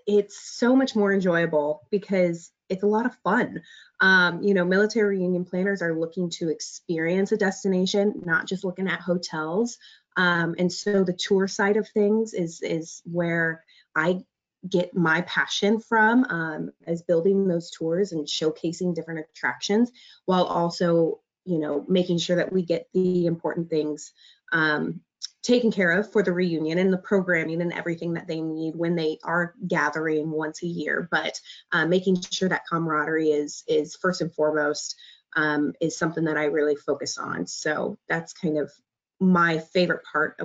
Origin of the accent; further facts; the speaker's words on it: Omaha, Nebraska, United States; I was born and raised in Omaha